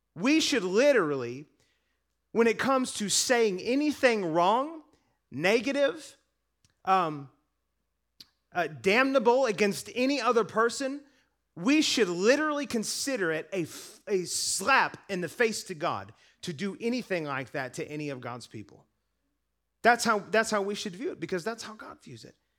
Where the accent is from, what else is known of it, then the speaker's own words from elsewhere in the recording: United States; I'm American